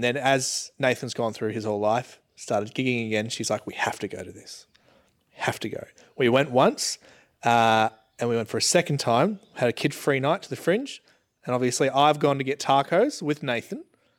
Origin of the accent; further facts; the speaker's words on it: Geelong, Victoria, Australia; I was from Geelong. Like, I was born in Geelong. Do you barrack for the Cats? I barrack for the Cats.